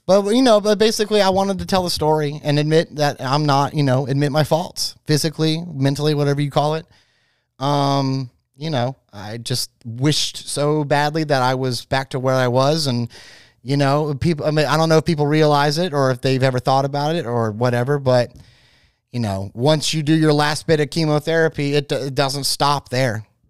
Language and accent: English; Florida, United States; I am from Florida